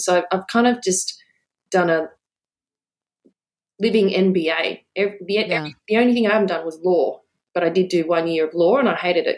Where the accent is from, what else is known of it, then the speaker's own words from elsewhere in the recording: Brisbane, Queensland, Australia; moved away as an adult; also born or lived in Hong Kong / Adelaide; now in Sydney, Australia; I grew up in Adelaide, and then we moved to Brisbane, and I did most of my schooling and university in Brisbane